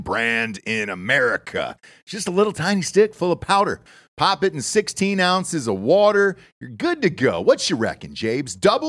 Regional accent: Atlanta, Georgia, United States; And I grew up in Atlanta, Georgia, most of my life. We moved there when I was, I think, 3 or 4 years old.

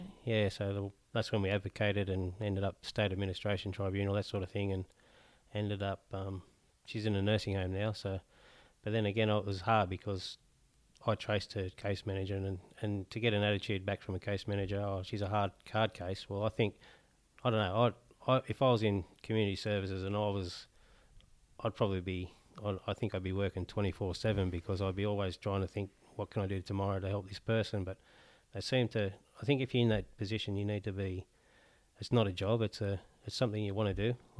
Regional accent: Newcastle, North East England, United Kingdom; I'm from Newcastle originally, my wife's from Newcastle.

